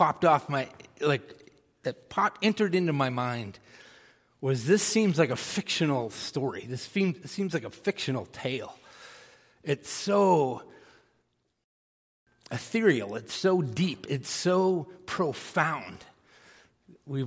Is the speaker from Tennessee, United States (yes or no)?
no; Texas, United States; moved away; also born or lived in San Antonio, Texas; I was born in Texas